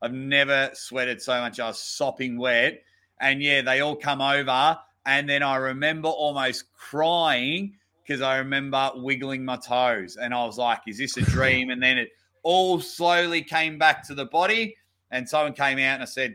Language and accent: English; near Melbourne, Victoria, Australia; I was actually in my hometown. I was near Melbourne